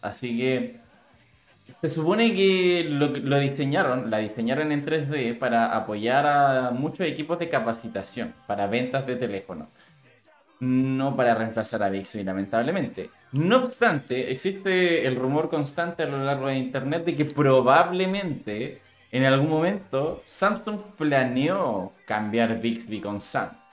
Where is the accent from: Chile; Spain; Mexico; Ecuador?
Chile; como buen chileno, hago honor a ser chileno